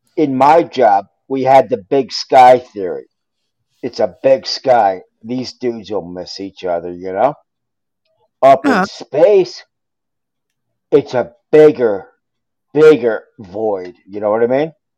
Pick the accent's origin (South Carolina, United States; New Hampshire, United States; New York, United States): New York, United States; also born or lived in outside Chicago; now in Chicago area, United States; I'm originally from New York